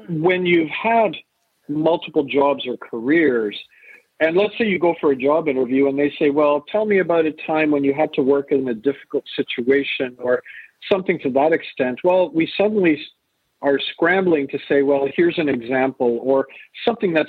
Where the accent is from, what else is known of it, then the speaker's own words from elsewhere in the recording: Canada; also born or lived in England; born in England, raised in Canada